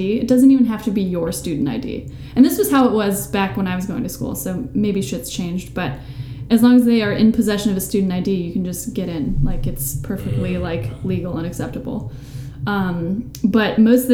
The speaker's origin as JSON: {"language": "English", "region": "Ohio", "country": "United States", "moved": "yes", "lives_now": "New York City, United States", "said": "I'm from Ohio originally"}